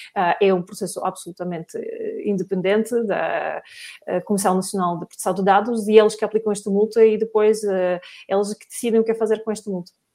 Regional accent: Russia; now in Portugal; eu também sou russa

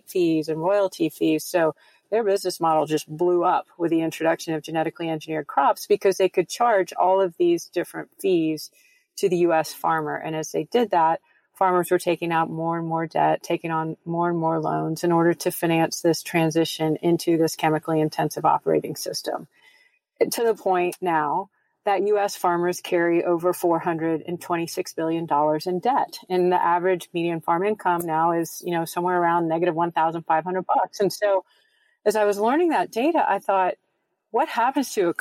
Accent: United States

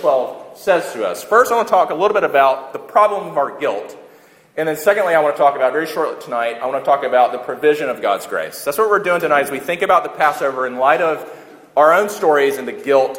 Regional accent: United States; we're Western and we're American

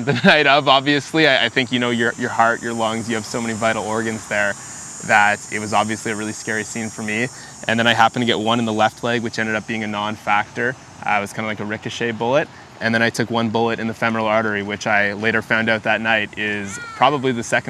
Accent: Ottawa, Ontario, Canada; Born and raised in Ottawa, just about 10 minutes from this location here, in Kanata, I guess you could say. I've been here my entire life

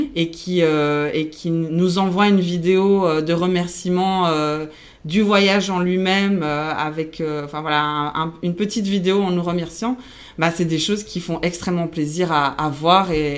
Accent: Belgium; first language Spanish; French is a second language; also born or lived in Argentina / Dubai / Thailand; je suis née en Argentine et après j'ai grandi euh, en Belgique mhm. euh, où j'ai fait euh, voilà où j'ai fait mes études. Donc du coup ma langue maternelle c'est l'espagnol

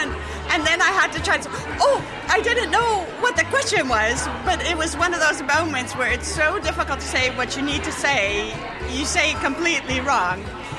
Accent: United States; now in Netherlands; I'm from the United States.

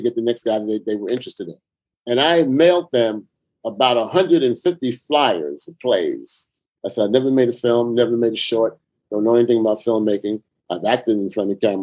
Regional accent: New York City, New York, United States; I grew up in the Lower East Side of Manhattan.

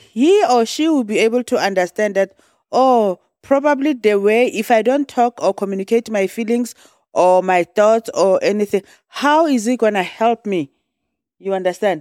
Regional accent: South Africa; moved away; I'm from South Africa

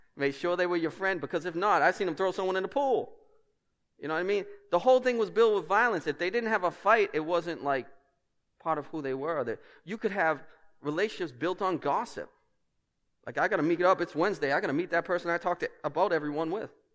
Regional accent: Boston, Massachusetts, United States; accent: Boston; my accent

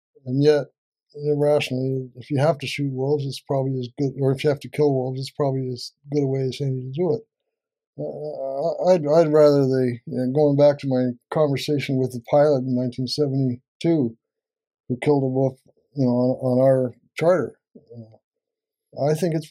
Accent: California, United States; moved away as an adult; now in British Columbia, Canada; I was born and raised in California, and I went to school in a little mountain town in northeastern California

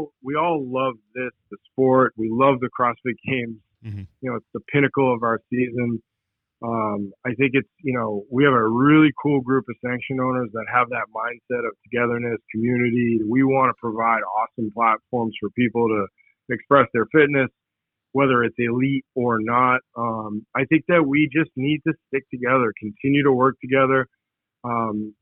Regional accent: Boston, Massachusetts, United States; I'm an Irish kid from Boston that doesn't speak a lick of Spanish.

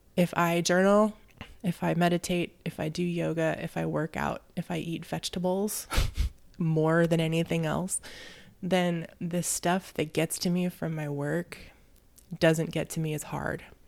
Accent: Tukwila, Washington, United States; I grew up in Tukwila.

